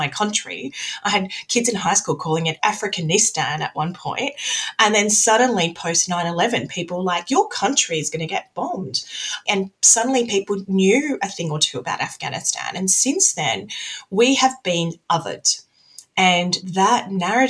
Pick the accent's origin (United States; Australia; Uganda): Australia; I'm very much from the West. I'm an Australian as well